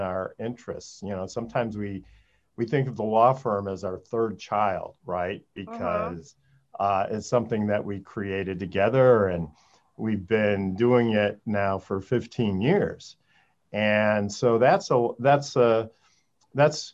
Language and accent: English; Des Plaines, Illinois, United States; also born or lived in Michigan / Atlanta; now in Chatham, United States; I grew up in Chicago.